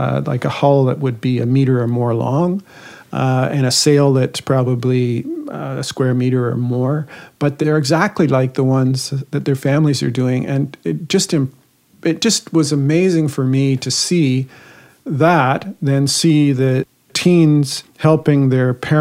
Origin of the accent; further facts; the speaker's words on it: Guelph, Ontario, Canada; I was born in St. Joseph's Hospital in Guelph.